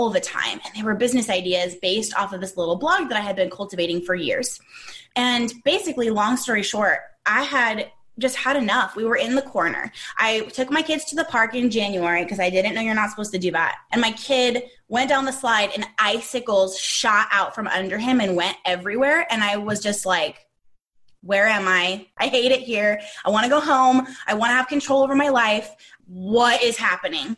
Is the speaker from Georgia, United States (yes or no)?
no; Southern California, United States; moved away as an adult; also born or lived in Arkansas; We are from Southern California. We were born and raised here. We live here now